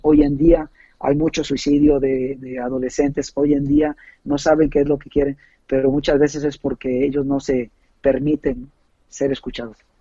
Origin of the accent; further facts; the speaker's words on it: Puebla, Mexico; moved away as an adult; now in San Luis Potosí, Mexico; yo soy de Puebla, este, en la ciudad de Puebla